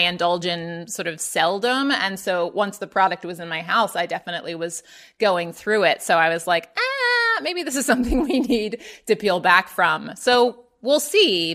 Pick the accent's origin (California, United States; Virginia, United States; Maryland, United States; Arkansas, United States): Maryland, United States; Baltimore; moved away; also born or lived in Atlanta; I grew up in Baltimore, Maryland